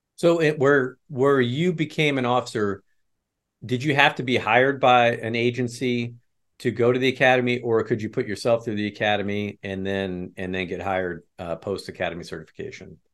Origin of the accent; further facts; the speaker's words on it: Midwest, United States; also born or lived in West Chester, Pennsylvania; I was born in Westchester and then, uh, carted off to the Midwest as a young child